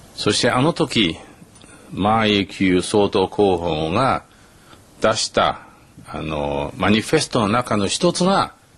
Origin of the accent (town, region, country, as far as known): Taiwan; Japanese is a second language; moved away as an adult; also born or lived in Taipei; now in Tokyo, Japan